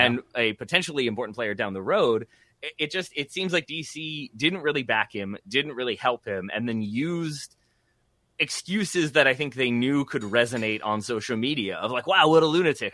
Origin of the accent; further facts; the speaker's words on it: United States; I am American